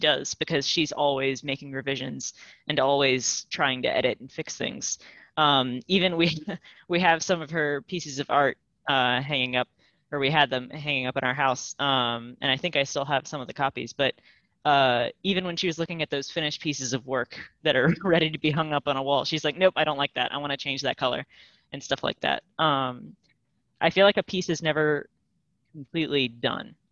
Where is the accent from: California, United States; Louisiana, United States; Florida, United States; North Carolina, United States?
Louisiana, United States; moved away; I'm from Louisiana